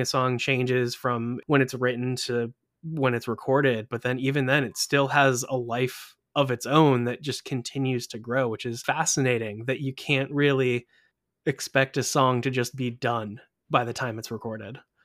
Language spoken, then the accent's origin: English; Durham, North Carolina, United States; we're both from Durham, except I'm from the one in North Carolina